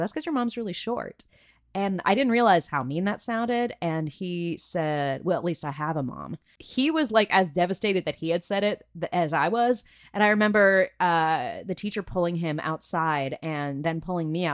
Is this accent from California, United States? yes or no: yes; Burbank, California, United States; my hometown of Burbank, California, about 20 minutes away